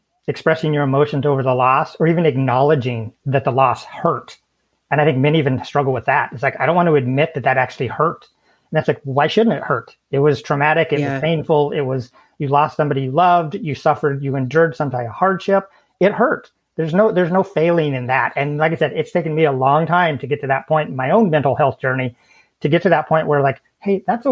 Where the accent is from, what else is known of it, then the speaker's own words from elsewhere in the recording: southwestern Idaho, United States; also born or lived in Washington State; now in Washington, United States; I grew up in southwestern Idaho, currently live in southwestern Washington State.